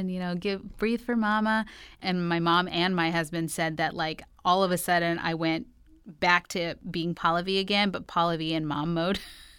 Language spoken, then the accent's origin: English; New York, United States; I'm from New York